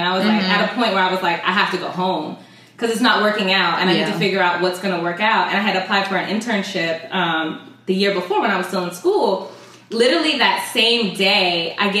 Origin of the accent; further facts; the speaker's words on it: Southern Virginia, United States; moved away as an adult; now in New York City, United States; I'm from Virginia originally